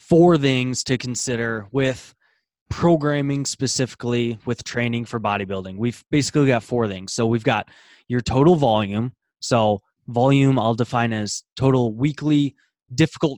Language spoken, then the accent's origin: English; Iowa, United States; I am from America, Iowa, United States